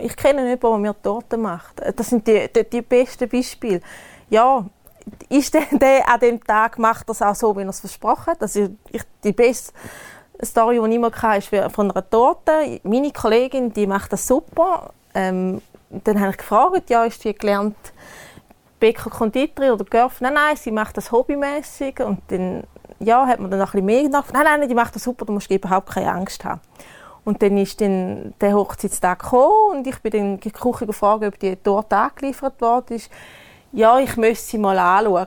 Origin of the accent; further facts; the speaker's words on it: Switzerland; bei uns in der Schweiz